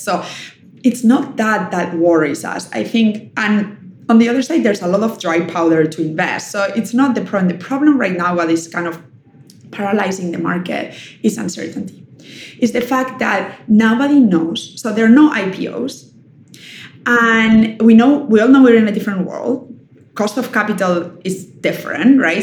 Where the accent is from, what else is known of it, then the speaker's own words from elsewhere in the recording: Germany; moved away; also born or lived in Spain; I was raised in Germany